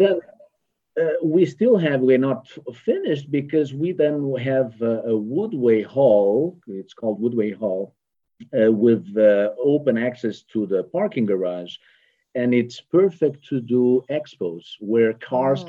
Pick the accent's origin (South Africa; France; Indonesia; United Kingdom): France; moved away as an adult; also born or lived in Portugal; now in Houston, United States; originally I'm, I'm French.